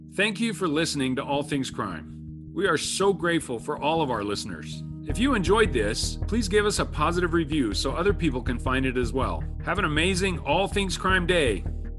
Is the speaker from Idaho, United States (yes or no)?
yes; Idaho, United States; now in Utah, United States; I've lived in the West most of my life, and I grew up in Idaho